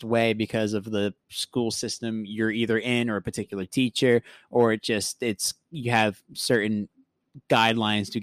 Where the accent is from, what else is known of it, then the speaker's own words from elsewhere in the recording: South Florida, United States; growing up in South Florida